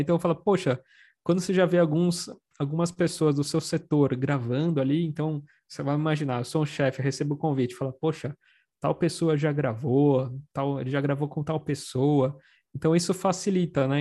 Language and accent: Portuguese; São Paulo, Brazil; eu sou, sou aqui da Moca, né, aqui da Zona Leste, aqui de São Paulo